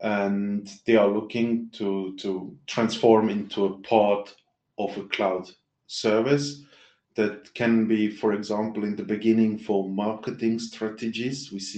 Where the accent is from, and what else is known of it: Switzerland